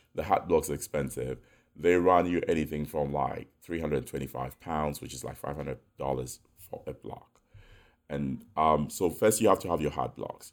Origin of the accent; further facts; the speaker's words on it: Ghana; also born or lived in United Kingdom / New York; now in United States; my friends that we grew up with in Ghana, in the UK